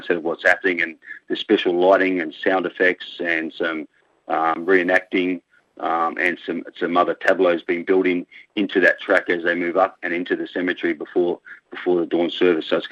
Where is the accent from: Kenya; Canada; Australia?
Australia; Perth, Western Australia; also born or lived in Canberra; now in Belgium; Originally, I hail from Perth